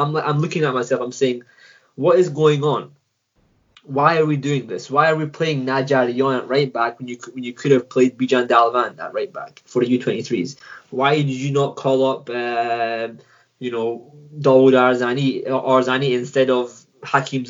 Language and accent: English; Scotland, United Kingdom; I'm from Scotland